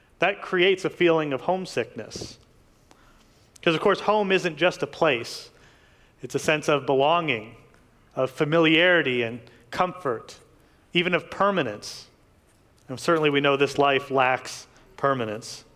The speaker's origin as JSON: {"language": "English", "town": "Detroit", "region": "Michigan", "country": "United States", "tie": "born or raised there", "lives_now": "Lansing, United States", "said": "I grew up in the Detroit area"}